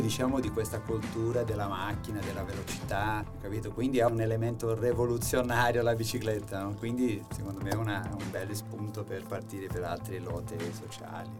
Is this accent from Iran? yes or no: no; Brazil; Italian is a second language; moved away as an adult; now in Italy; un, brasiliano